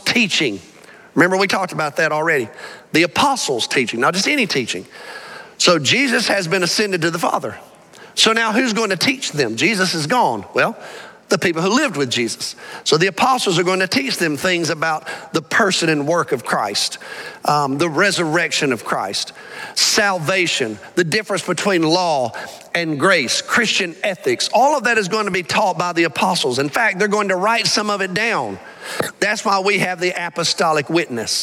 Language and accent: English; Alabama, United States; now in Arlington, United States; I grew up in Alabama.